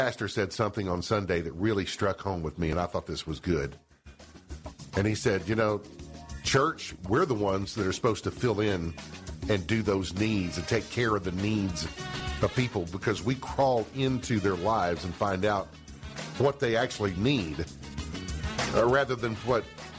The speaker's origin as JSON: {"language": "English", "town": "Seymour", "region": "Tennessee", "country": "United States", "tie": "born or raised there", "said": "Even my hometown of Seymour?"}